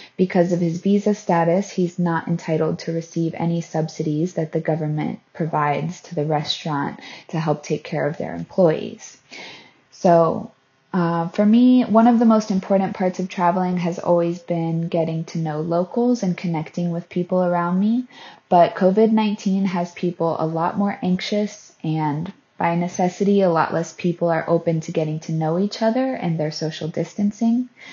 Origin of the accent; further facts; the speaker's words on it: Florida, United States; moved away as an adult; I'm from Florida in the U S